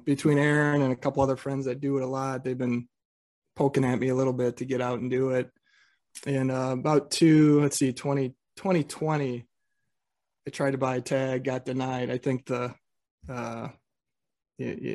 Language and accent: English; North Central Illinois, United States; I'm from North Central Illinois